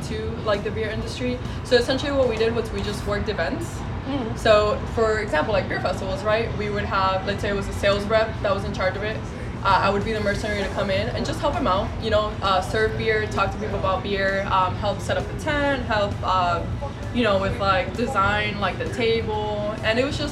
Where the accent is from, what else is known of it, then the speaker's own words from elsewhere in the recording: Miami, Florida, United States; moved away as an adult; now in Orlando, United States; I got this opportunity to represent my hometown in my new current town where I live.